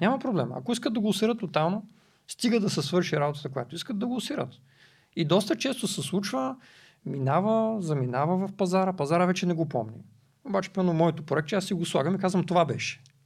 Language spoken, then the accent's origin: Bulgarian; Varna, Varna Province, Bulgaria; аз съм от Варна